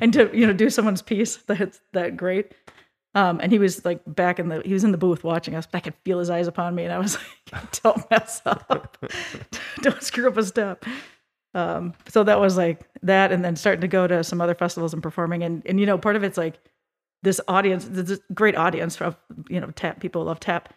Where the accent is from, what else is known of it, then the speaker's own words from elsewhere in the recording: Minneapolis–Saint Paul, Minnesota, United States; I grew up in the Twin Cities, Minnesota, at a dance studio